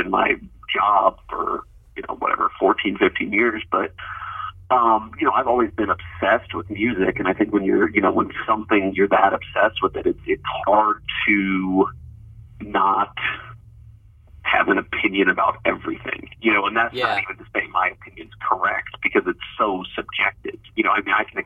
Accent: Columbus, Ohio, United States; moved away; also born or lived in Cincinnati, Ohio; I grew up outside of Columbus

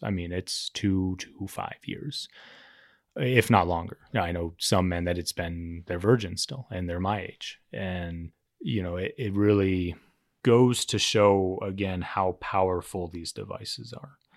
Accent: Cherry Creek, Colorado, United States; I grew up in Cherry Creek

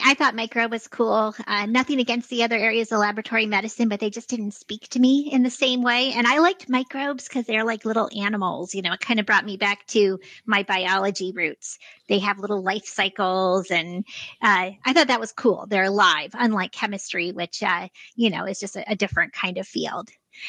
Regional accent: Vermont, United States; born there; also born or lived in upstate New York; I was born in Vermont and then lived in upstate New York, went back to Vermont for medical school.

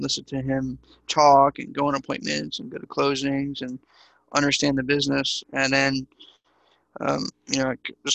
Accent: East Coast, United States; now in Dallas, United States; I'm originally from the East Coast, so I would shovel snow and wash cars and, sell blow pops at school

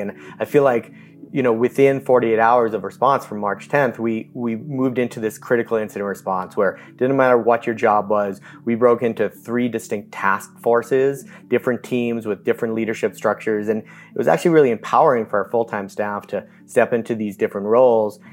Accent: Newton, Massachusetts, United States; I grew up in Newton, Massachusetts

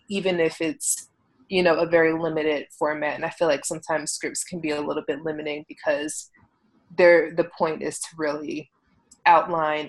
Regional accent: Philadelphia, Pennsylvania, United States; accent: East Coast; now in Los Angeles, United States; I never recognized how East Coast I sound until people stop me in mid-sentence and say, wait, where are you from? I'm like, oh, Philly

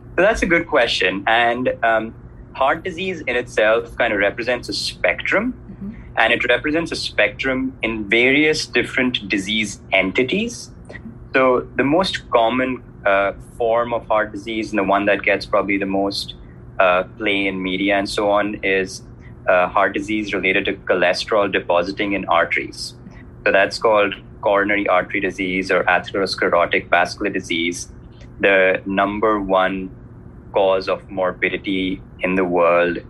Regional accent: India; moved away; So I'm originally from India, which you obviously know is a developing country

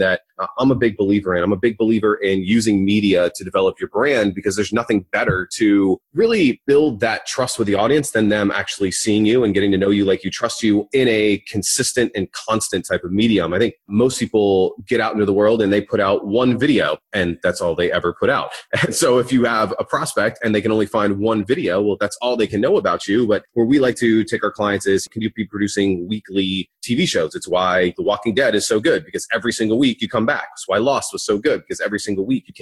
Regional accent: Fort Lauderdale, Florida, United States; now in Winter Park, United States; Grew up in Fort Lauderdale, Florida, and then made the 3-hour trek up north to Orlando.

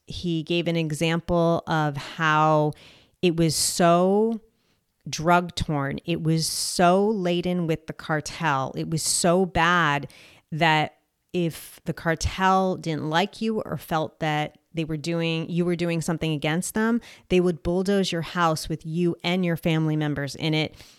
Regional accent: New Jersey, United States; also born or lived in Colombia; I am from New Jersey

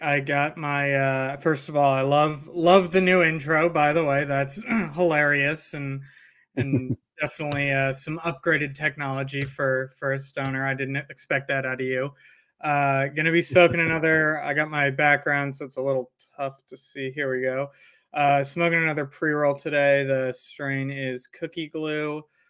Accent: St. Louis, Missouri, United States; I grew up in St. Louis

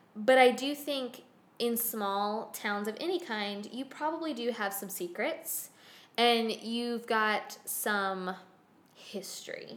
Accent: the South, United States; as a Southerner

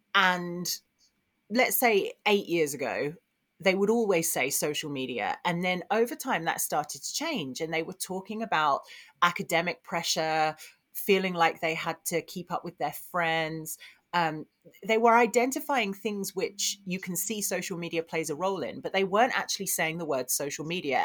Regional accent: Essex, East of England, United Kingdom; I grew up in Essex

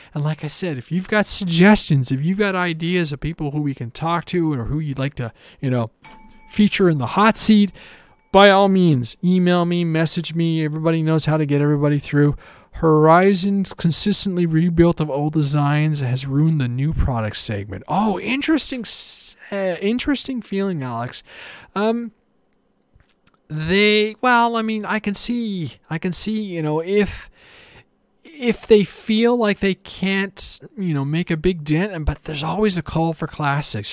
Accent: Canada; I'm Canadian

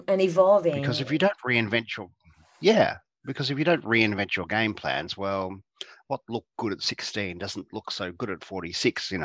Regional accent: Geelong, Victoria, Australia; I grew up in Geelong, which is a town south of mm. Melbourne

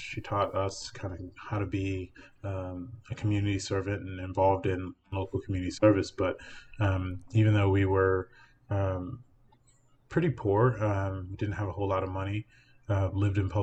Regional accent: Alexandria, Virginia, United States; I was born and raised mainly in the early part of my life in North Old Town

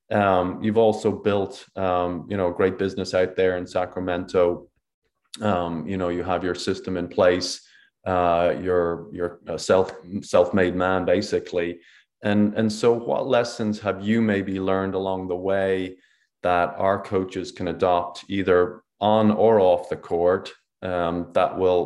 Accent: Ireland; my home country of Ireland

